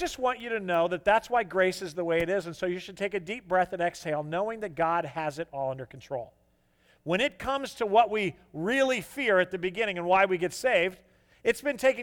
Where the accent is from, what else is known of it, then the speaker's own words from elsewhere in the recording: the Bible Belt, United States; growing up in the Bible Belt